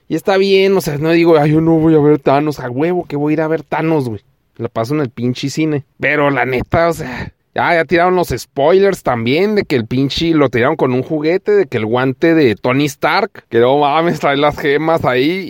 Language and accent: Spanish; Mexico; Porque soy mexicano